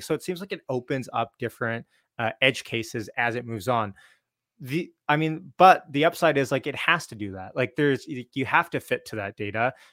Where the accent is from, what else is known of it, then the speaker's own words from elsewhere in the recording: Canada; I'm Canadian